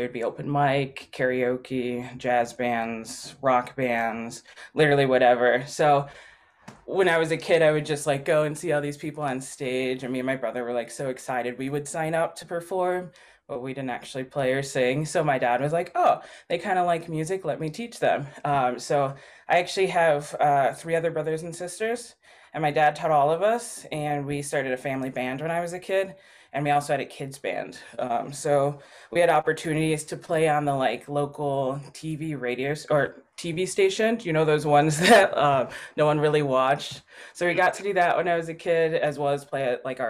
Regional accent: Milwaukee, Wisconsin, United States; I was born in Milwaukee

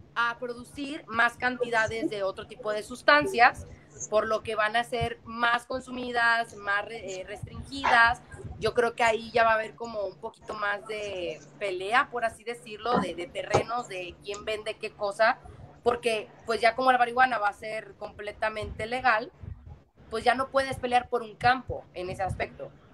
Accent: Mexico

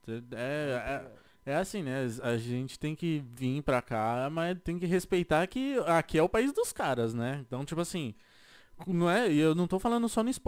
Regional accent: Brazil; also born or lived in Florida; now in California, United States; Eu vou ser um brasileiro.

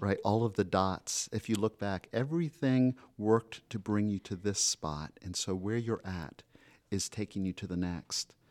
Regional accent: Florida, United States; moved away as an adult; also born or lived in Colorado; now in Rhode Island, United States; I'm from Florida by way of Colorado.

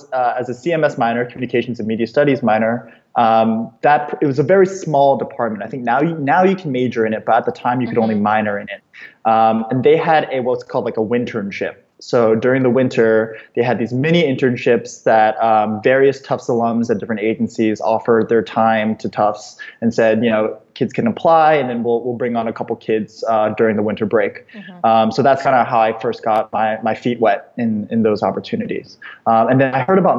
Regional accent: Boston, Massachusetts, United States; also born or lived in Hong Kong; I'm from Boston. Grew up there since around 2002, lived in Hong Kong before

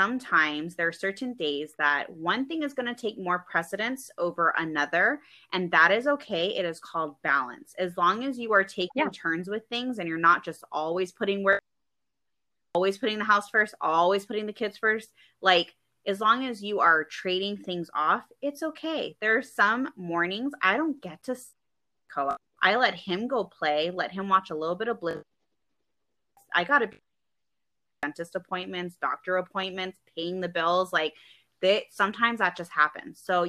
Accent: California, United States; because I come from California, and they made a mandatory vaccine law out there. And I grew up

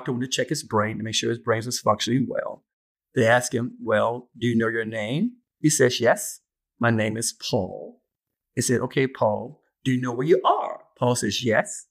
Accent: South Carolina, United States; moved away as an adult; I was born and raised in South Carolina, and I practiced law there first for about 6 years before I moved up here.

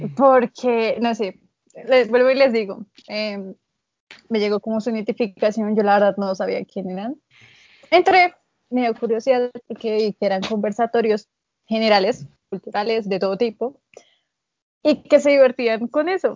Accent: Colombia; tengo 18 años y soy de Colombia

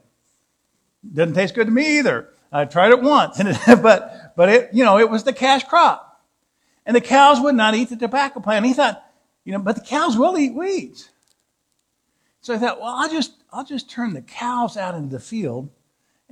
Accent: Southwest Missouri, United States; moved away as an adult; also born or lived in Southeast Kansas / Canaan, Indiana; I grew up in Southwest Missouri, Southeast Kansas. Actually, backwards. I started in Southeast Kansas, then went to Southwest Missouri.

